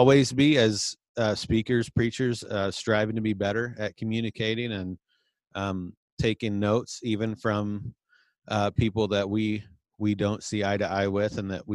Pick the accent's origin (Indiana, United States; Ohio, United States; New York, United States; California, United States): Indiana, United States; growing up in Indiana